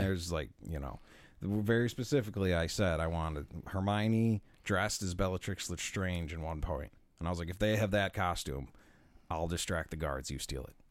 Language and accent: English; Buffalo, New York, United States; we're from Buffalo.